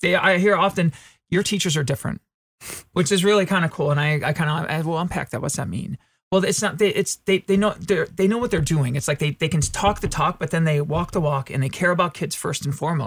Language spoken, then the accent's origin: English; Midwest, United States; Well, so I'm from the Midwest and I'm taught to be humble